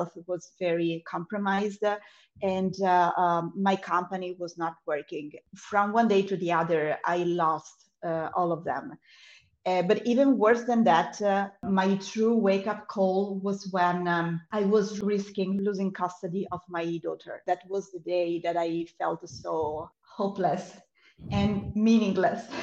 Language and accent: English; Italy; now in Cyprus; I'm from Italy originally, and I still live in Europe, but I do not live in Italy anymore. And I live in the beautiful island of Cyprus